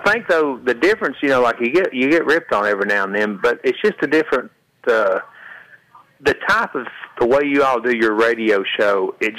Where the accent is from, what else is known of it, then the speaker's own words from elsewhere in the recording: East Tennessee, United States; accent: southern drawl, hillbilly accent; See, you think I'm real country because I sound it because I'm from East Tennessee.